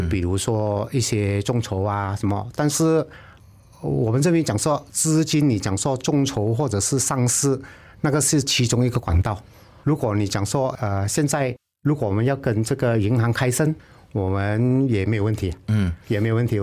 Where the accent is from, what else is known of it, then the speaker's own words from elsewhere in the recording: Malaysia; 我们是英国的殖民地